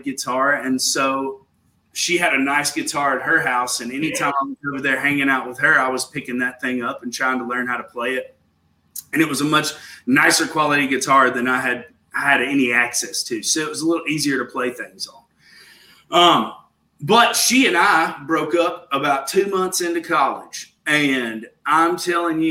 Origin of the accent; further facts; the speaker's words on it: Fairview, Tennessee, United States; also born or lived in Nashville, Tennessee / Brentwood, Tennessee; I was born in Nashville and raised in Fairview, Tennessee, which is like 45 minutes towards Memphis